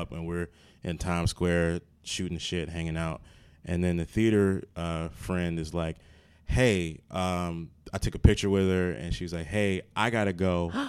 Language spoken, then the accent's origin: English; Maryland, United States; now in New Jersey, United States; I'm from Maryland